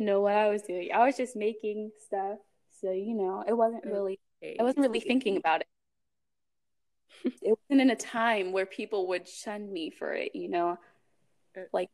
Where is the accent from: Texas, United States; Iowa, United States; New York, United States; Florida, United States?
Texas, United States; also born or lived in Nigeria; I'm from Nigeria, and I'm also from Texas. I was born in Texas.